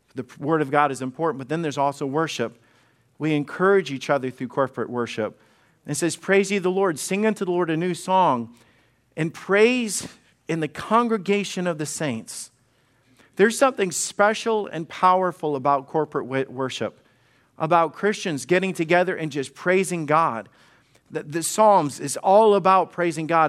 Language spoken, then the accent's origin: English; Alabama, United States; I am a redneck from Alabama